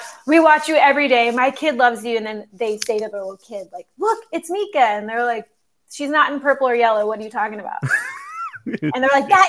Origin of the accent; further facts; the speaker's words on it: Cincinnati area, Northern Kentucky, United States; moved away as an adult; now in New York City, United States; I did theater for a kid audience growing up in Northern Kentucky in the Cincinnati area